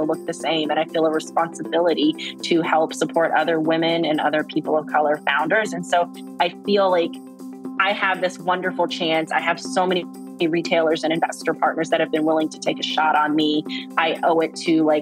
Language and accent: English; Fayetteville, North Carolina, United States; I grew up in Fayetteville, which is right outside the military community, Fort Bragg